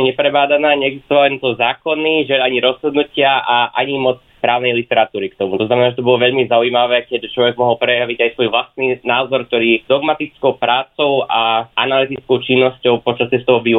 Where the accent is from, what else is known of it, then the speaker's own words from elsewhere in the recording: Snina, Prešov Region, Slovakia; moved away as an adult; now in Heidelberg, Germany; mám 25 rokov a pôvodne pochádzam zo Sní na východnom Slovensku.